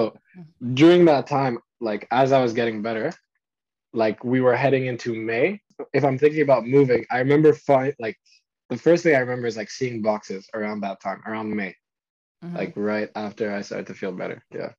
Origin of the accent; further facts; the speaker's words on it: Paris, Île-de-France, France; born there; also born or lived in Zimbabwe; And then before that, I was born in France, so I was in Paris.